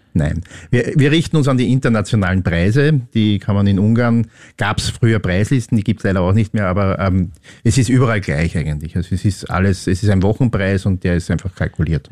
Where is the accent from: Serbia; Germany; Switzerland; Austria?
Austria; Upper Austria; ich bin in Oberösterreich aufgewachsen